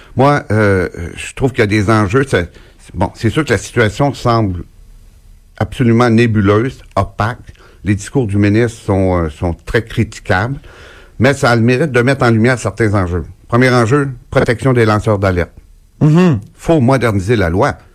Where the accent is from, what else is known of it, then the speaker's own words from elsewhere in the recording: Gaspésie, Quebec, Canada; chez nous, en Gaspésie